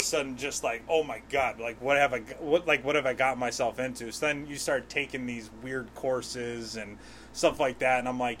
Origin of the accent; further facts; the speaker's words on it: Wethersfield, Connecticut, United States; born and raised in Wethersfield. Graduated in 2008. I ended up going to college. I went to Eastern Connecticut my first year and a half after high school. Took some time off. Then I graduated from Central in 2014.